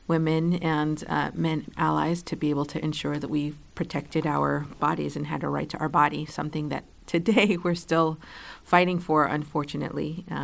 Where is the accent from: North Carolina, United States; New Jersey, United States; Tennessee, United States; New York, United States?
New York, United States; New York City; also born or lived in Puerto Rico; I grew up in New York City. Uh, I moved 13 times in 16 years. Uh, one of those stops included living in Puerto Rico for a bit, where my family is from.